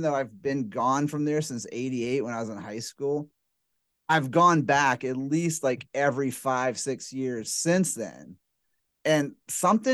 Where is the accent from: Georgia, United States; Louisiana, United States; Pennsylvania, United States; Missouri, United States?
Louisiana, United States; Metairie; moved away; also born or lived in Atlanta; When I was growing up in Metairie